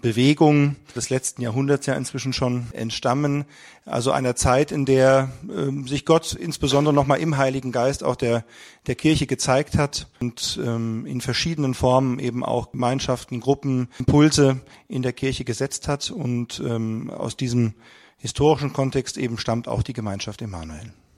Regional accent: Frankfurt area, Hesse, Germany; Wir kommen aus dem Raum Frankfurt

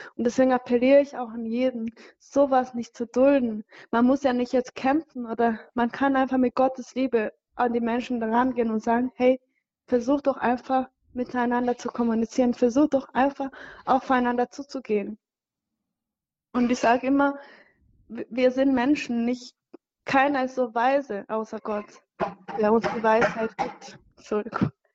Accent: Cyangugu, Western Province, Rwanda; moved away; ich komme aus Changugu, das ist so ein bisschen weit weg, ähm, südwestlich.

